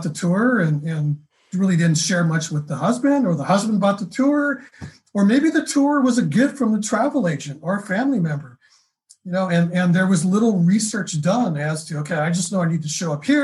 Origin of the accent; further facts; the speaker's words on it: California, United States; moved away; I'm from California. Originally I am.